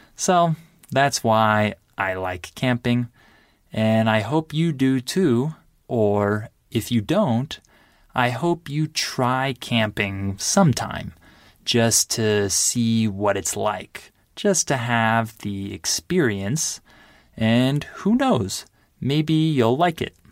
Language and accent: English; United States; I'm American